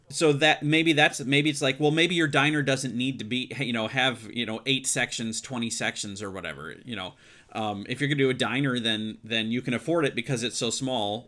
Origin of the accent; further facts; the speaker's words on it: Midwest, United States; I grew up in the Midwest